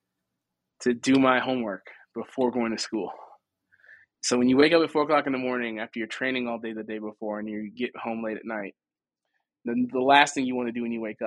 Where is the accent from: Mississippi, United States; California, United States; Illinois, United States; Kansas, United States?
Illinois, United States; Chicago; growing up in Chicago